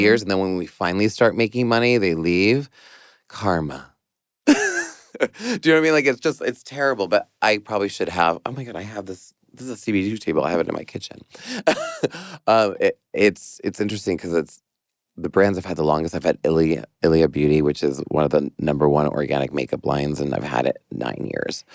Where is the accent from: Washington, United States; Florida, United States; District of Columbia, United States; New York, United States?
New York, United States; as a New Yorker